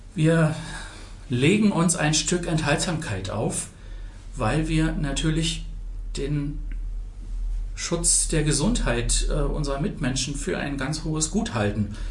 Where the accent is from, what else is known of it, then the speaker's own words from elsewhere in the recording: Potsdam, Brandenburg, Germany; Ich bin 1968 in Potsdam geboren